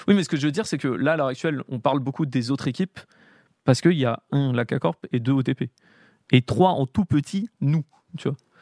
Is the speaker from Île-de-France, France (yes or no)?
yes; Paris, Île-de-France, France; j'ai grandi à Paris